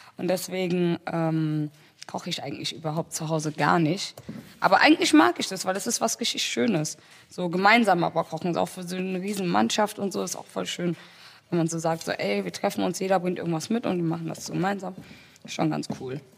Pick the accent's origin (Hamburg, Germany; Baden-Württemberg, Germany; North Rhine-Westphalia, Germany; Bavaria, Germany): North Rhine-Westphalia, Germany; Wuppertal; born or raised there; moved away